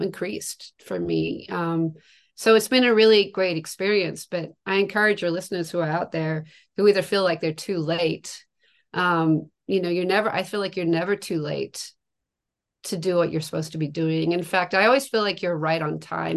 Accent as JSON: {"language": "English", "region": "Tasmania", "country": "Australia", "tie": "born or raised there", "moved": "yes", "said": "I'm from from Tasmania, Australia. That's where I grew up, and I spent most of my young life in Australia"}